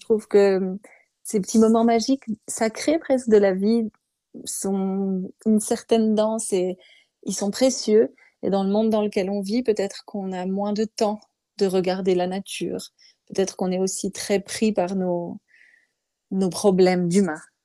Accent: Montbéliard, Bourgogne-Franche-Comté, France; dans ma ville natale à Montbéliard

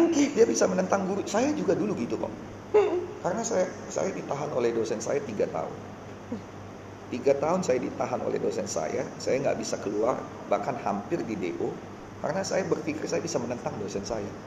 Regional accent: North Sumatra, Indonesia; saya datang dari SMA Negeri 1 salah satu yang paling baik di Sumatera Utara

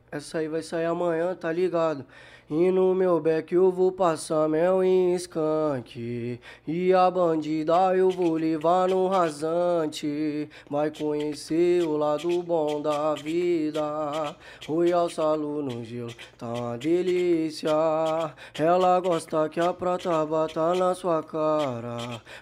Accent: Brazil; É, que eu tá também, eu cresci

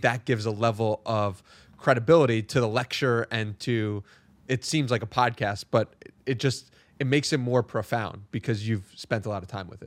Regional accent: New York, United States; also born or lived in San Diego; I was raised in New York, which is very similar to the hustle culture of the world

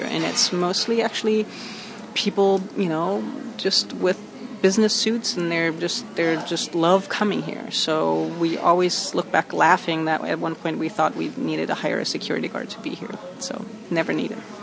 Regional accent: Germany; moved away as an adult; now in Long Beach, United States; I was born in Germany, and I moved here about in 1989 to Long Beach and I came as a student.

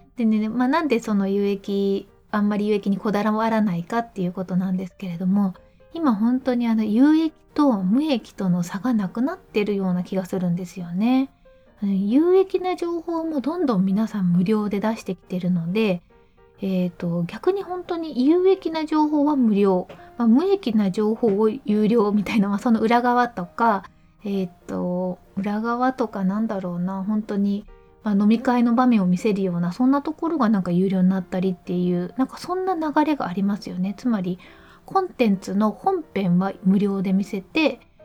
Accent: Mie, Japan; 実家が三重県

